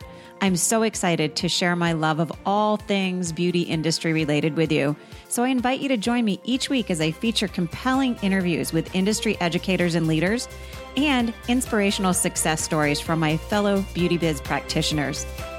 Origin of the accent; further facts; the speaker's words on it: Vermont, United States; I grew up in Vermont, and I'm like, I was in high school in the 80s